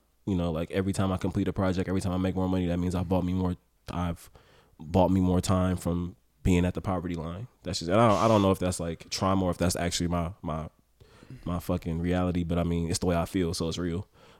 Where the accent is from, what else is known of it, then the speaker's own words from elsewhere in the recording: Oakland, California, United States; Because it's like, even the first question, what was it like growing up in Oakland? I don't know how to fucking answer that.